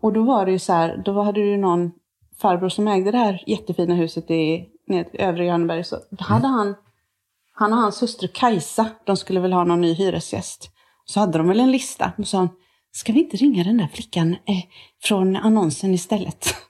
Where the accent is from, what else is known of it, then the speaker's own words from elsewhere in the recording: Tibro, Västra Götaland, Sweden; accent: some kind of western; moved away; also born or lived in Motala; sen flyttade vi till Tibro där min farmor och farfar är ifrån